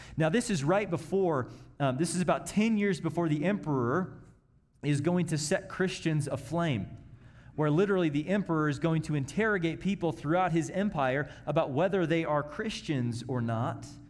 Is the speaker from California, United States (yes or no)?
no; Kansas City, Missouri, United States; moved away; I grew up in Kansas City